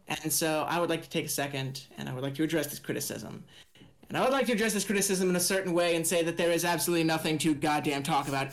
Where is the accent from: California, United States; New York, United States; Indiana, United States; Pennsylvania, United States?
Indiana, United States